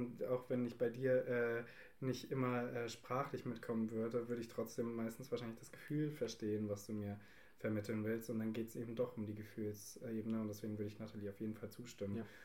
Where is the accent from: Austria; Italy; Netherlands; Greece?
Italy; als Italiener